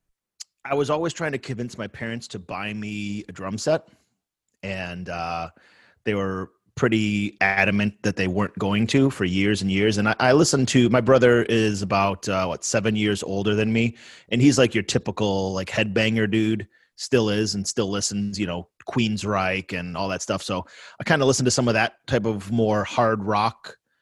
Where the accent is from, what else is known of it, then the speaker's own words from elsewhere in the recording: Sloan, New York, United States; moved away; I grew up in Sloane, New York, which is a tiny village in the edge of Cheektowaga